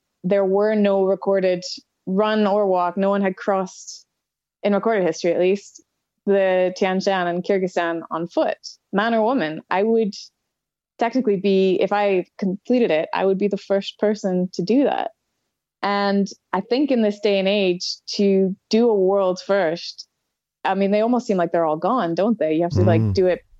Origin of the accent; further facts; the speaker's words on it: Canadian Rockies, Canada; moved away as an adult; now in Scotland, United Kingdom; I live in Scotland now, but I'm from the Canadian Rockies.